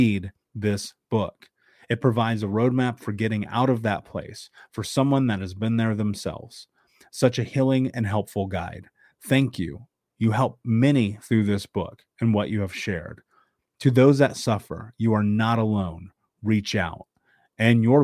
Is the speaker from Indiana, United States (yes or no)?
yes; Indianapolis, Indiana, United States; a fellow Midwesterner growing up in Indianapolis